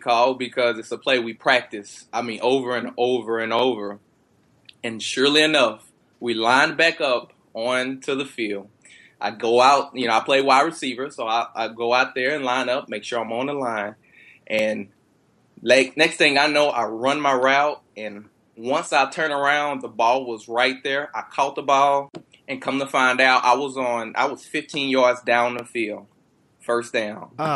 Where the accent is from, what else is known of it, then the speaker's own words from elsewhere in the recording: Texas, United States; I'm born and raised in Texas